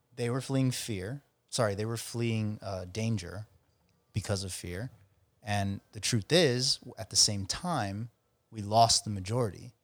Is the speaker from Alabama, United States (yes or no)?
yes; Alabama, United States; moved away; in my home state